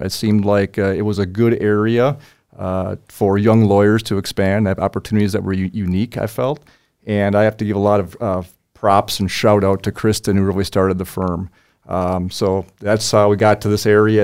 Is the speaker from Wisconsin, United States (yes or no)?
yes; Oshkosh, Wisconsin, United States; moved away as an adult; also born or lived in Fargo, North Dakota / Bismarck, North Dakota; now in Mandan, United States; I'm a Wisconsin, uh, native, uh, born and raised in Wisconsin, Oshkosh, Wisconsin